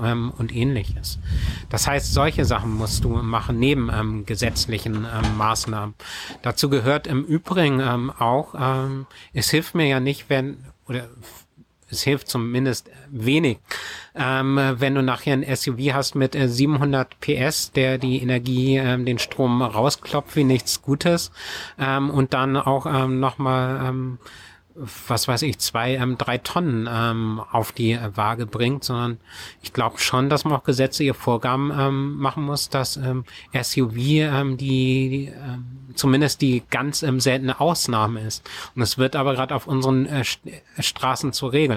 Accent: Schleswig-Holstein, Germany; also born or lived in Kiel; bei uns in Schleswig-Holstein, die Gemeinde Sprakebüll

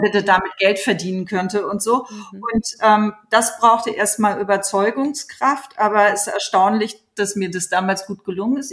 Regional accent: Hamburg, Germany; moved away as an adult; also born or lived in New York / Los Angeles; now in Berlin, Germany; ich so als Kind in Hamburg im Kinderballett war

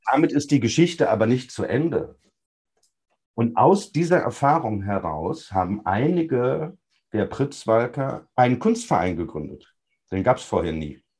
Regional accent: North Rhine-Westphalia, Germany; Meine Heimatstadt im Sauerland war früher eine belebte Fußgängerzone, heute gibt es da gar nichts mehr.

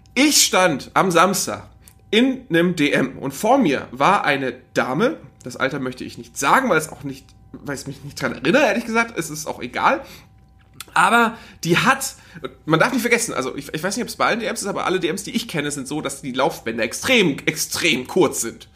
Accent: the North, Northern Germany, Germany; bei uns im Norden

